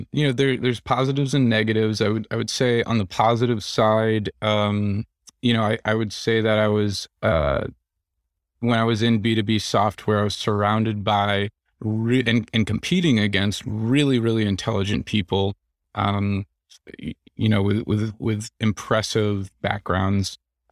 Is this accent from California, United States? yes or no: no; New York City, New York, United States; I come from the New York City area. The food just doesn't hold a candle to what I'm used to.